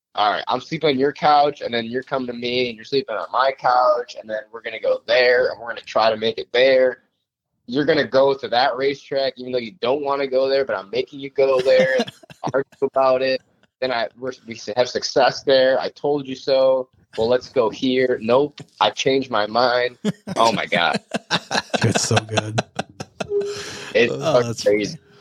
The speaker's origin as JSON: {"language": "English", "town": "Farmington", "region": "New York", "country": "United States", "tie": "born or raised there", "said": "I grew up in Farmington"}